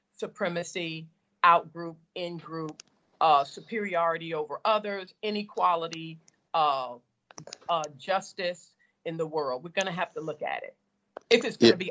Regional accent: the South, United States; as a girl of color growing up in the South

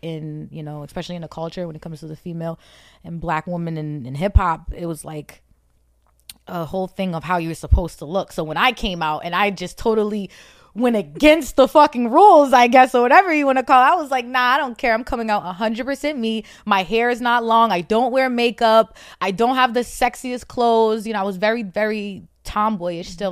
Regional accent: New Jersey, United States; also born or lived in Roxbury, Boston, Massachusetts; I'm from Jersey. I, well, I was born in Boston, so all my family, all my immediate family All my family is in Boston. I was born in Roxbury, but my, um, me and my brothers and my mom, we moved to Jersey, so I have my little family in Jersey.

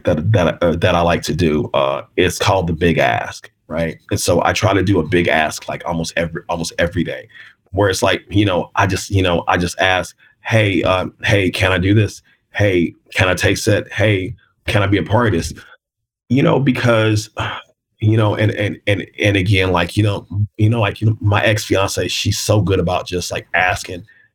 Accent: Kansas City, Missouri, United States; I'm from Kansas City.

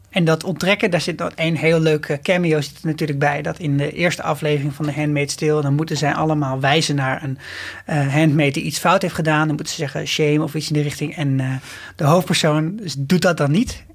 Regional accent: Nieuwegein, Utrecht, Netherlands; ik kom ook gewoon uit Nieuwegein

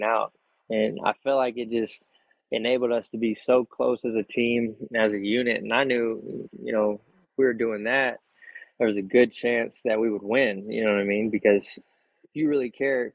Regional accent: Texas, United States; we're from Texas

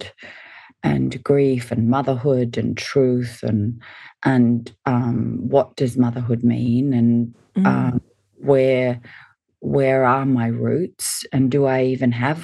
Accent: Sydney, New South Wales, Australia; also born or lived in Hawaii / Washington / Melbourne; we moved back to Australia. I lived in Melbourne and then moved up to Sydney

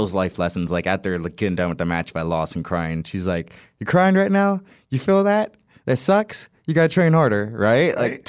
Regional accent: St. Louis, Missouri, United States; born there; So like I was born in St. Louis, Missouri, and then my mom decided to move to California

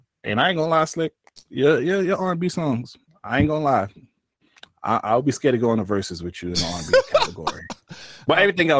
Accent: New York City, New York, United States; You know, I'm from Brooklyn.

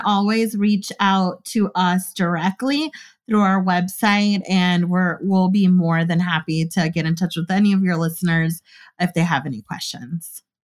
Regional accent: California, United States; I was from California, too

